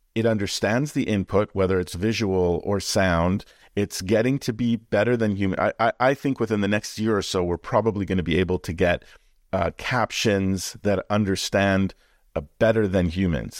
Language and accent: English; Canada; born or raised there